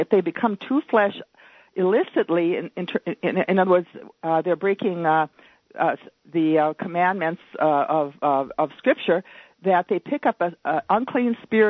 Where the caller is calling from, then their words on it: Virginia, Minnesota, United States; From Virginia, Minnesota.